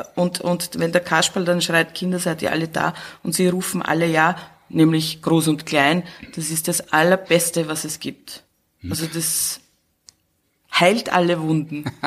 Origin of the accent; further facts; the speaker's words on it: Burgenland, Austria; moved away as an adult; now in Vienna, Austria; ich komme aus dem Burgenland, da war raus und da war Garten und Grün und Felder